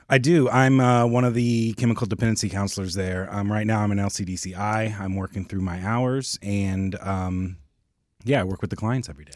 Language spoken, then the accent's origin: English; Oklahoma, United States; also born or lived in California; I was born in California. I moved out to Oklahoma when I was young, but, um, I did, like, all of high school and everything out there